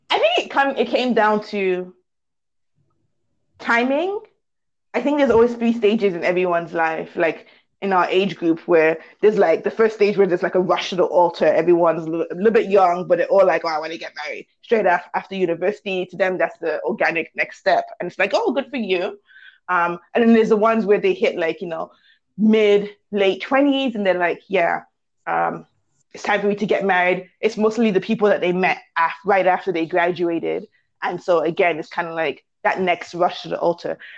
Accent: Canada; I'm Nigerian British. once I got to London, I was like, no, I'm Nigerian Canadian.

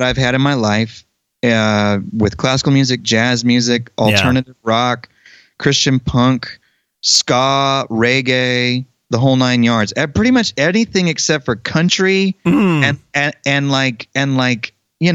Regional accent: Denton, Texas, United States; moved away as an adult; also born or lived in Annapolis, Maryland; I'm from Denton, Texas

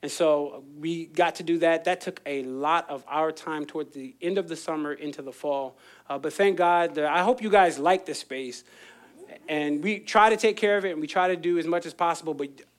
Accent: Philadelphia, Pennsylvania, United States; I came from Philly, it's water ice.

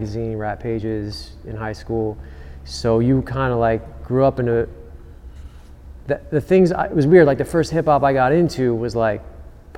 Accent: Cincinnati, Ohio, United States; I grew up in Ohio, Cincinnati, Ohio

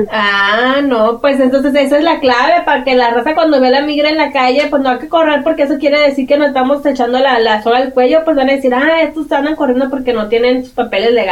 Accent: Mexico; born there; se vinieron para acá y nosotros nacimos en México y luego nos regresamos otra vez

